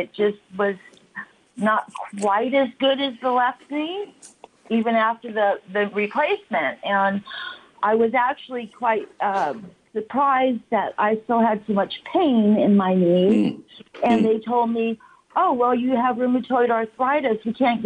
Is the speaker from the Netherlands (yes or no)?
no; California, United States; also born or lived in Washington State / Chula Vista / Santa Monica; now in Redlands, United States; I was born up in Washington State, and then I moved to California when I was about 7, and I've been in Chula Vista, Santa Monica, and now the Redlands is in the Inland Empire